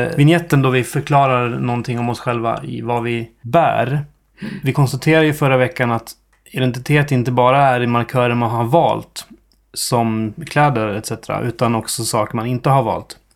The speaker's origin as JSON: {"language": "Swedish", "region": "Dalarna County", "country": "Sweden", "also_born_or_lived": "Stockholm", "accent": "dalmål", "said": "jag har inte tänkt medvetet tanken att jag ska sluta prata dalmål."}